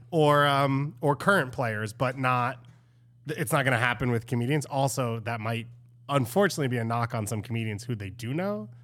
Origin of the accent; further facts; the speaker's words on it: New York, United States; As a New Yorker